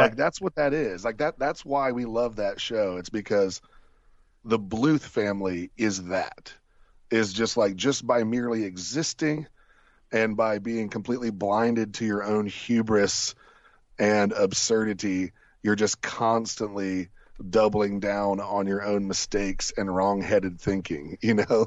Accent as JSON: {"language": "English", "region": "Ohio", "country": "United States", "tie": "born or raised there", "also_born_or_lived": "Columbus, Ohio", "said": "I've only lived in my hometown in Ohio and in Columbus, Ohio."}